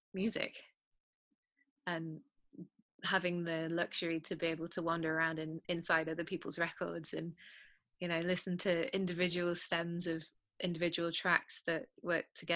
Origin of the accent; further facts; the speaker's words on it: United Kingdom; I'm British.